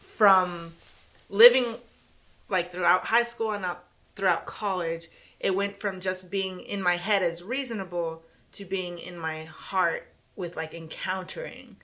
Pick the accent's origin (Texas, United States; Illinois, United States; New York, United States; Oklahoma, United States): Texas, United States; San Antonio; San Antonio, Texas, South Side